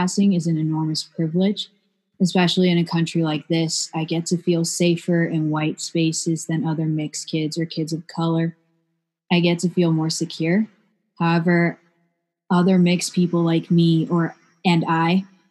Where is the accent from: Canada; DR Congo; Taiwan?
Taiwan; now in Berkeley, United States; I grew up in Taiwan with my Taiwanese family